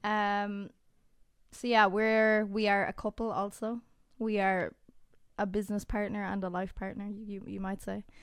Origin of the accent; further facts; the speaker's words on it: Ireland; We are Irish. We're f, we live in Ireland